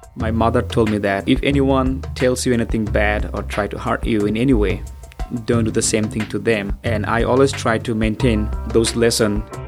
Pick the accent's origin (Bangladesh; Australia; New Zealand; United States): Bangladesh; moved away; I'm from Bangladesh.